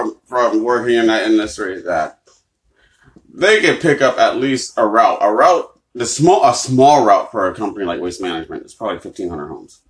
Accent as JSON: {"language": "English", "region": "Massachusetts", "country": "United States", "said": "Like, I'm from Massachusetts, my mother."}